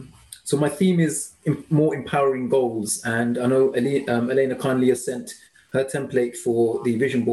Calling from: London, United Kingdom; I'm in the UK, near London.

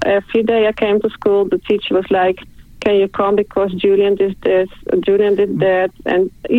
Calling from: Netherlands; I'm calling from the Netherlands.

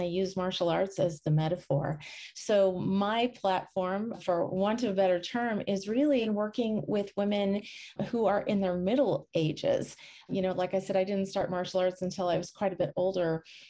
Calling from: New Smyrna Beach, Florida, United States; I am coming from New Smyrna Beach in Florida, which is on the Atlantic side, near about an hour from Orlando.

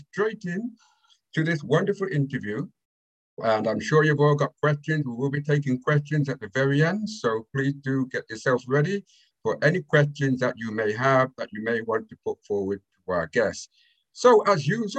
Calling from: United Kingdom; I'm calling from United Kingdom

